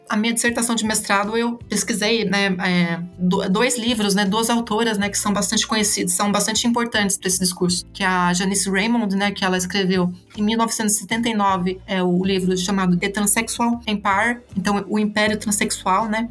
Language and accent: Portuguese; Botucatu, São Paulo, Brazil; moved away as an adult; also born or lived in Campinas; eu sou de Botucatu, né? Eu vim para estudar é, letras em Campinas